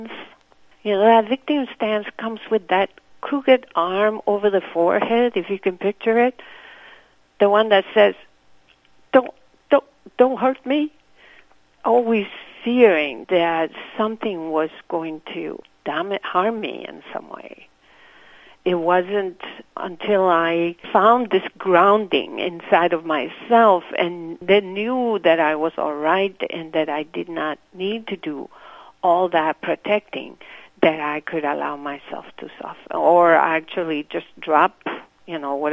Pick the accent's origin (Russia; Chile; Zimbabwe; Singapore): Chile; Santiago, Santiago Metropolitan Region; first language Spanish; English is a second language; moved away as an adult; now in Milwaukee, United States; I grew up in Santiago